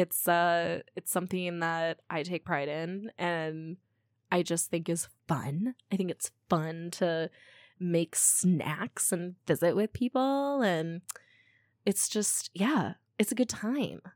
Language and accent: English; Midwest, United States; I grew up in the Midwest